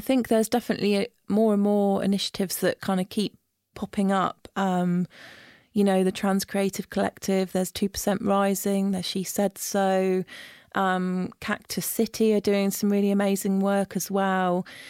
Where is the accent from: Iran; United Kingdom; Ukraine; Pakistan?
United Kingdom; Isle of Wight, South East England; moved away as an adult; now in London, United Kingdom; growing up on the Isle of Wight